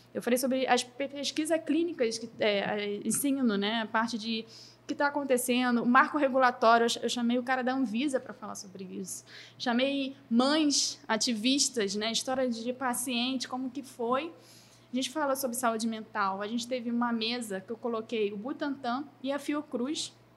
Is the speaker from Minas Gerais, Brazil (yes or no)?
no; Rio de Janeiro, Brazil; also born or lived in São Paulo / Florianópolis; sou carioca, sou brasileira